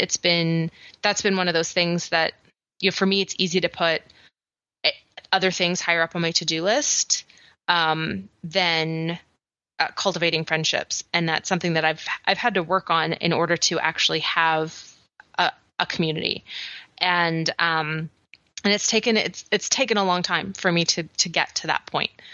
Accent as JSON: {"language": "English", "country": "Canada", "said": "I'm so Canadian slash British descent"}